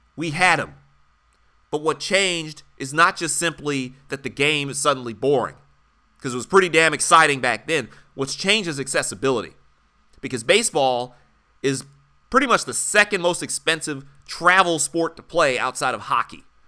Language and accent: English; Detroit, Michigan, United States; growing up in Detroit